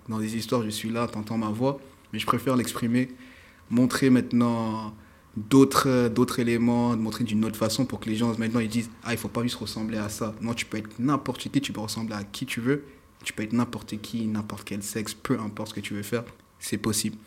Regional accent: Paris, Île-de-France, France; je suis un pur parisien

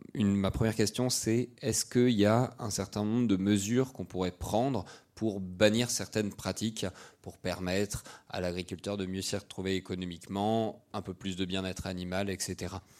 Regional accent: Brittany, France; je suis breton

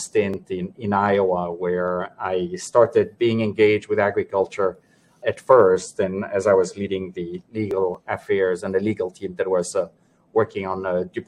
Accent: Switzerland; moved away as an adult; also born or lived in Geneva / Panama / New York; I was born and raised in Switzerland

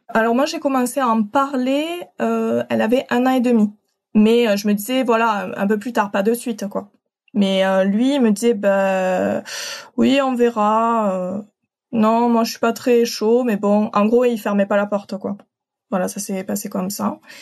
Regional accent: Occitania, France; je viens de d'Occitanie, du sud de la France.

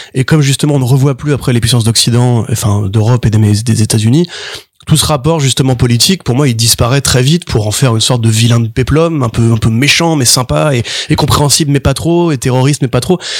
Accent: France; en tant que Français

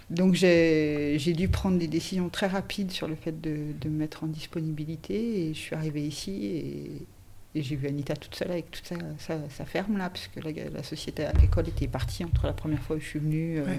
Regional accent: Nantes, Pays de la Loire, France; suis de Nantes en fait. Euh, je suis de Nantes.

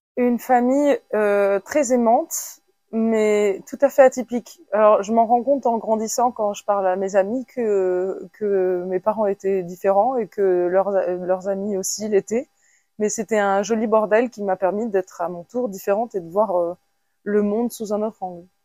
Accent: France; je suis née en France

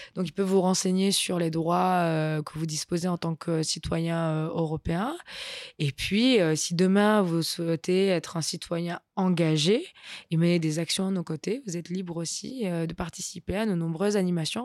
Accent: Nice, Provence-Alpes-Côte d'Azur, France; also born or lived in Brussels; je suis niçoise.

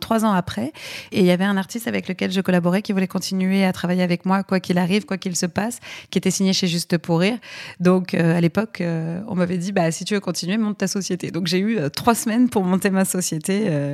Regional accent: Aix-en-Provence, Provence-Alpes-Côte d'Azur, France; moved away as an adult; now in Paris, France; je viens d'Aix-en-Provence petite ville du Sud euh, très charmante.

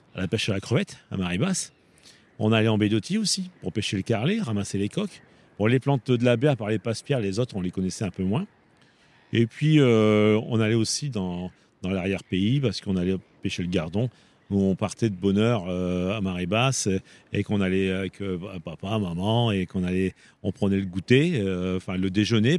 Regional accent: Arras, Hauts-de-France, France; je suis une native d'Arras

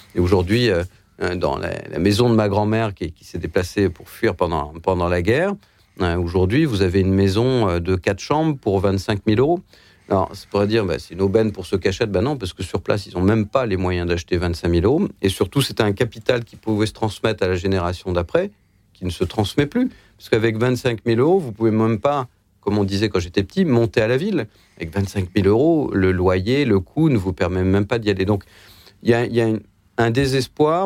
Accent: Lower Normandy, France; moi, je suis né en Basse-Normandie. Quand je vois ce qu'était ma ville

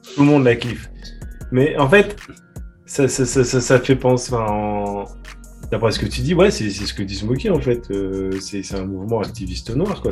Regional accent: France; en tant que français

